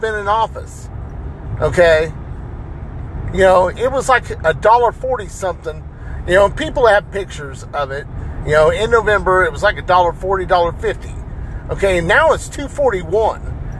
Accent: United States; I'm Hispanic and Native American, okay? I'm American. I was born here in the United States.

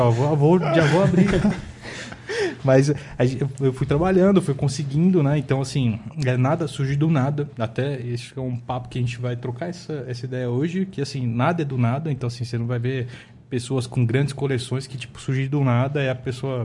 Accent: São Paulo, Brazil; also born or lived in Diadema; eu nasci, é, cresci em São Paulo

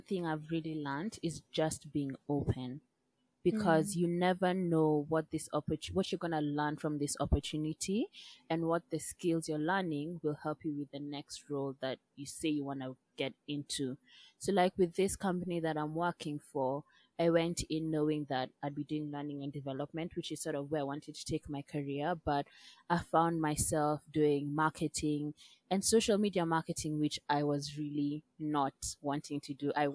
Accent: Kenya; moved away; also born or lived in United Kingdom / United States; I'm from Kenya

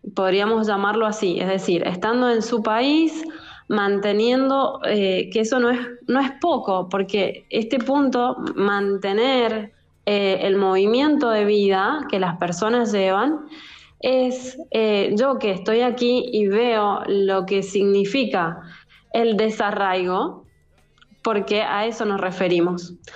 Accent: Argentina; now in Italy; yo soy abogada argentina

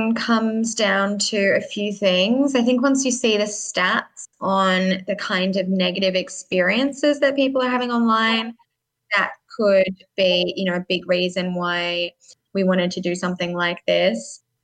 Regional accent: Sydney, New South Wales, Australia; I grew up in Sydney

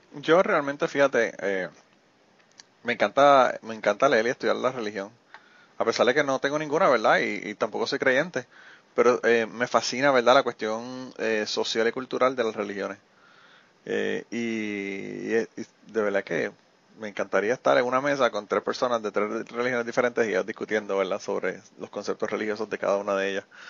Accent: Utuado, Puerto Rico; moved away; yo soy de Utuado

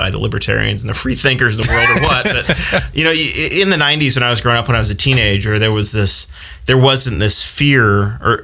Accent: New Castle, Indiana, United States; growing up, I grew up in Newcastle

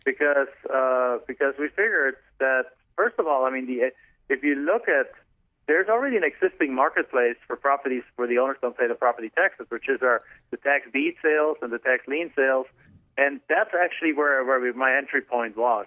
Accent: Germany; English is a second language; moved away as an adult; now in United States; I'm actually from Germany originally, so you can probably tell from my accent

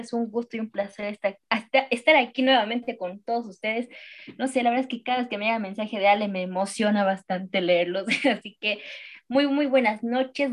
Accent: Bolivia; yo amo demasiado mi Bolivia, eh, soy muy, muy boliviana

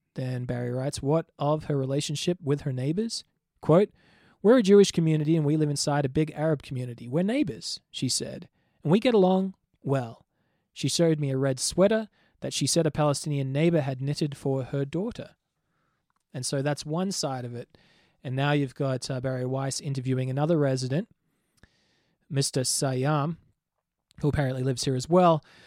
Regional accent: Australia; moved away as an adult; also born or lived in Oklahoma, United States; now in Jerusalem, Israel; I'm Australian

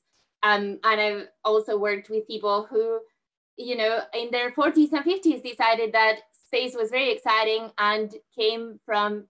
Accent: southern Spain, Spain; moved away; I grew up in Spain, where I'm originally from, in southern Spain

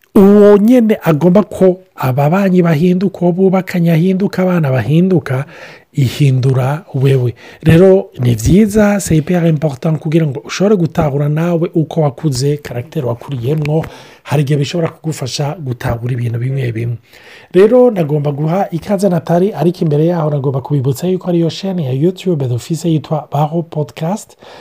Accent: Burundi; now in Canada; ndi umurundi ndahamaze imyaka mike y’ingaha

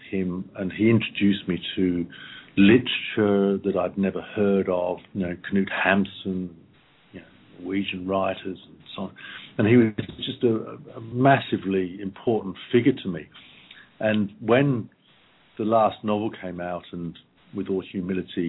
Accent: Malvern, West Midlands, United Kingdom; the Malvern Hills where I grew up in England when I was 15

